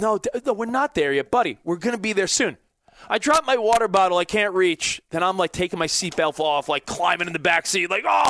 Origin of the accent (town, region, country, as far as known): Long Island, New York, United States; now in Los Angeles, United States